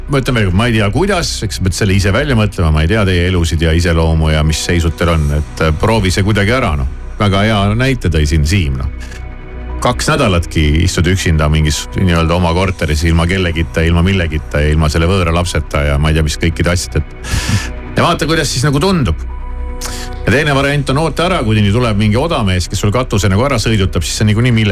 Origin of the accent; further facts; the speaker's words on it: South Estonia, Estonia; now in Tallinn, Estonia; mind jäetakse Tallinnasse üksi, sest me oleme Lõuna-Eestist pärit